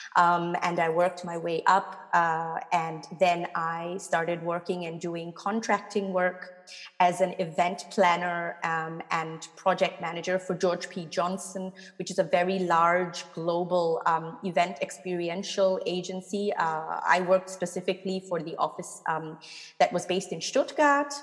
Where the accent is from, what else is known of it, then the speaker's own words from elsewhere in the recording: Singapore; now in Cologne, Germany; I'm obviously born and brought up in Singapore.